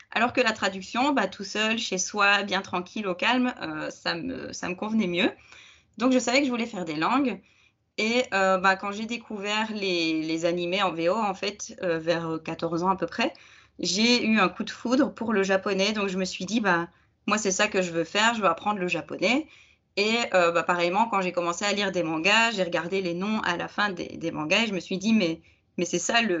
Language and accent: French; Belgium; je suis belge